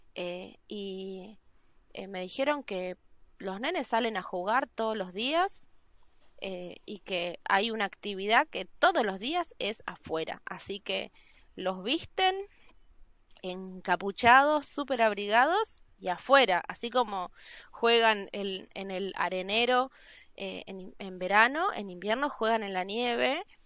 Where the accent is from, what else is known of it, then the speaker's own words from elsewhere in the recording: Misiones, Argentina; moved away as an adult; also born or lived in Buenos Aires; now in Norway; yo nací en Misiones